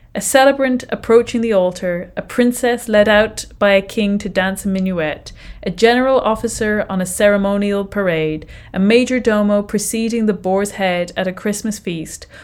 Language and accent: English; Ireland; I am Irish